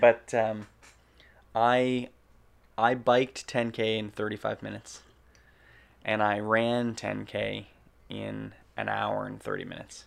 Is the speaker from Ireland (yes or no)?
no; Canada; We're Canadian filmmakers